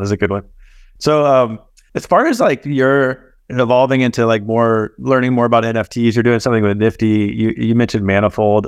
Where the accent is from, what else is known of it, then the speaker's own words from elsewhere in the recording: Dallas, Texas, United States; moved away; also born or lived in Chicago; I grew up in Dallas